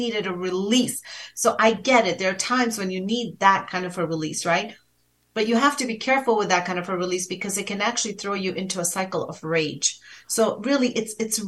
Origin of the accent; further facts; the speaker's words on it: India; I'm from India.